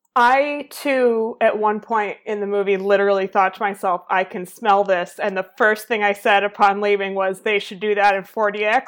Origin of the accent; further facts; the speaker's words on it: Boston, Massachusetts, United States; I learned about literally every single year in school until I was probably 14 because I am from Massachusetts